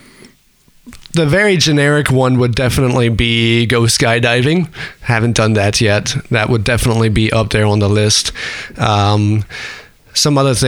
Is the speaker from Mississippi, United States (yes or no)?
no; Lancaster, Pennsylvania, United States; moved away as an adult; now in Martinsburg, United States; I'm from Lancaster, PA